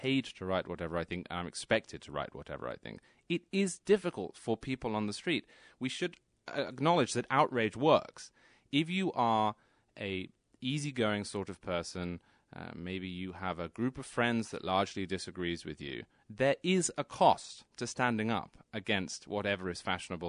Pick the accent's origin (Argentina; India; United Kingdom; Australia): United Kingdom; England; moved away as an adult; also born or lived in New York City; now in Connecticut, United States; I grew up in England. I was there until I was 26. I then moved to New York City. I work in New York City, and I live in Connecticut.